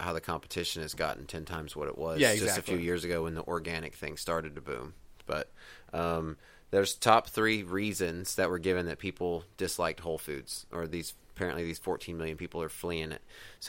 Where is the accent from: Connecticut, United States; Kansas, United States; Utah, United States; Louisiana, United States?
Kansas, United States; moved away; Price Chopper was big in my hometown in Kansas.